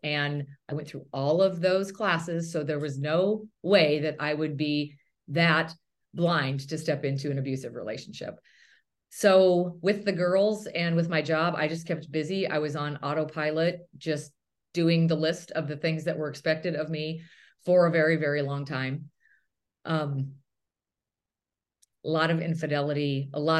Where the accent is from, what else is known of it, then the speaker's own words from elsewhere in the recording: near Bozeman, Montana, United States; moved away as an adult; also born or lived in Chicago; I grew up in a little tiny community right by Bozeman, Montana